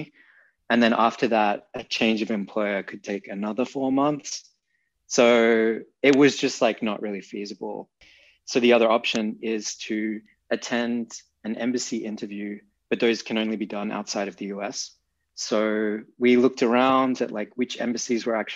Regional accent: Perth, Western Australia, Australia; moved away as an adult; also born or lived in Berlin, Germany; now in New York, United States; Right now I'm in Perth in Australia, which is my hometown

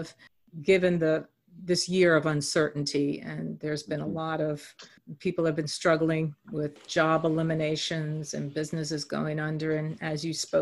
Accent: New York, United States; born or raised there

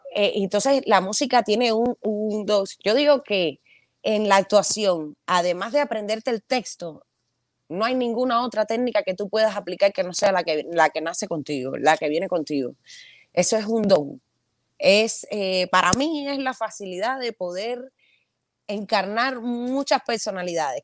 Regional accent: Havana, Cuba; moved away as an adult; es Santa Fe, el lugar donde yo nací, me crié

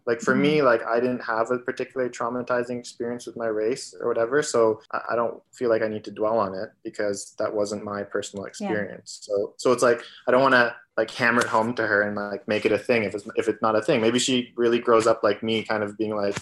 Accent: Toronto, Ontario, Canada; growing up in Toronto

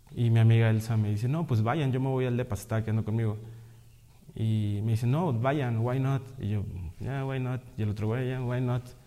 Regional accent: Monterrey, Nuevo León, Mexico; Yo estudié artes visuales, soy de Monterrey

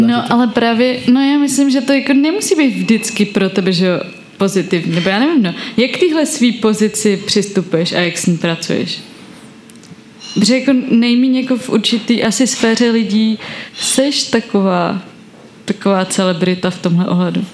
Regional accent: Tábor, South Bohemian Region, Czechia; now in Prague, Czechia; Žila jsem v táboře a pak teď žiju v Praze

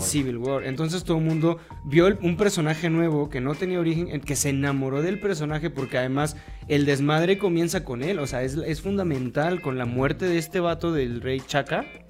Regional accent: Mexico; soy mexicano

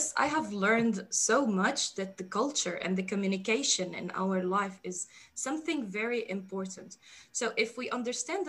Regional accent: Syria; first language Arabic; English is a second language; moved away as an adult; now in Netherlands; I am originally a Palestinian refugee who was born in Syria to a Lebanese mother

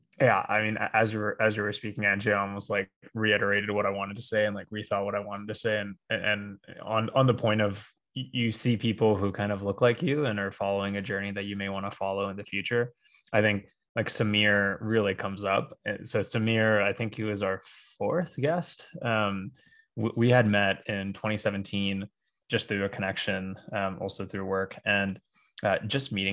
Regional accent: Bay Area, California, United States; growing up in the Bay Area

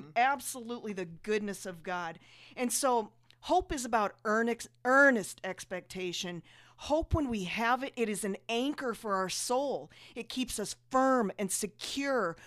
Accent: South Dakota, United States; we grew up in South Dakota, so it's freezing cold.

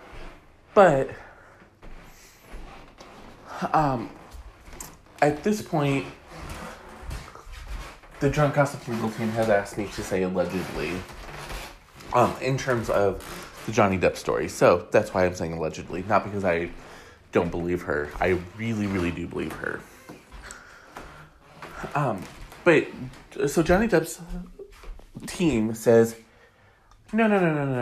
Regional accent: Detroit, Michigan, United States; I'm from Detroit. I live here most of my life

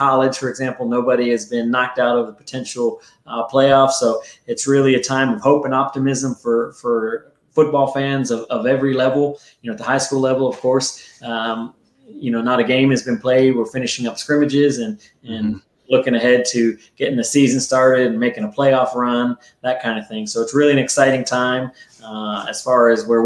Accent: East Coast, United States; I grew up on the East Coast

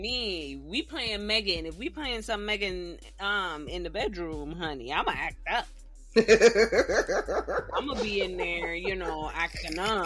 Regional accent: Jamaica; Being Jamaican

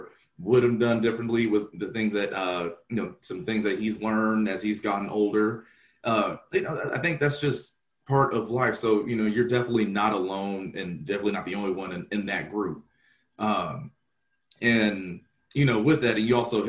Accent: Atlanta, Georgia, United States; growing up in Atlanta

